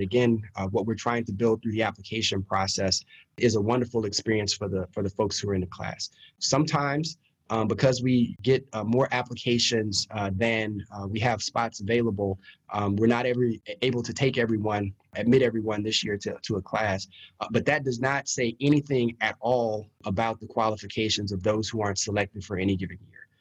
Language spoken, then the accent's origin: English; Baton Rouge, Louisiana, United States; I grew up in Baton Rouge